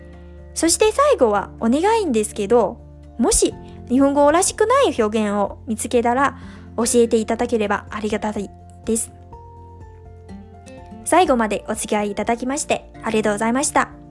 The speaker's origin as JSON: {"language": "Chinese", "region": "Liaoning", "country": "China", "tie": "born or raised there", "moved": "as an adult", "lives_now": "Japan", "said": "我是来自中国的留学生。二零一八年九月呢，第一次来到日本，现在呢，已经整整经过了两个年头。那么我的家乡呢是在中国北部的辽宁省"}